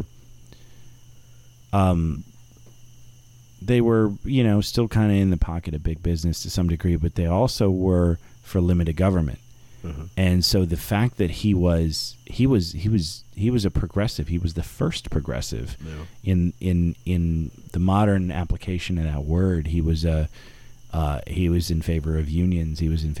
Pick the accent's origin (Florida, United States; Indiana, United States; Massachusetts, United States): Florida, United States; South; also born or lived in Milwaukee; I grew up in South Florida.